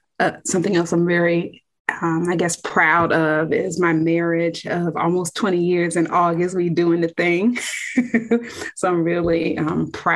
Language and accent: English; Fredericksburg, Virginia, United States; I'm from Fredericksburg, Virginia.